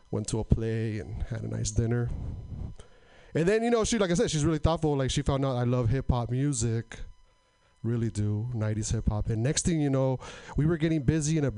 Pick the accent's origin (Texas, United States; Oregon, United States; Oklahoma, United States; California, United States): Oregon, United States; Portland; I'm from Portland